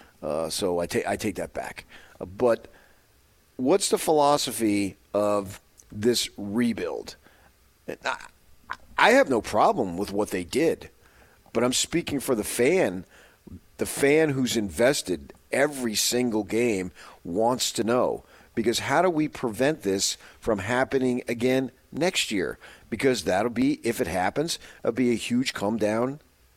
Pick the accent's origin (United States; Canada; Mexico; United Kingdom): United States; 30 miles from Madison Square Garden, New Jersey; moved away; also born or lived in Phoenix, Arizona; I grew up 30 miles away from Madison Square Garden, in on the Jersey side